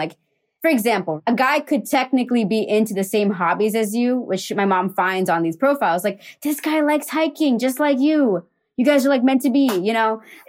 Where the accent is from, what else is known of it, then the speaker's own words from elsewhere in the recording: Columbus, Ohio, United States; I was born in Columbus, Ohio